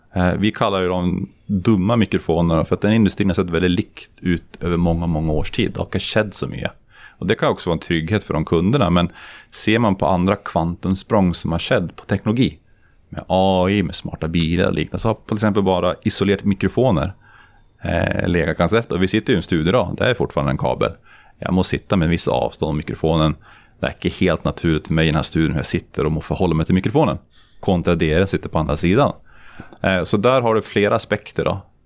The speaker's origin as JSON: {"language": "Swedish", "country": "Sweden", "moved": "as an adult", "lives_now": "Norway", "said": "jag som svensk i Norge"}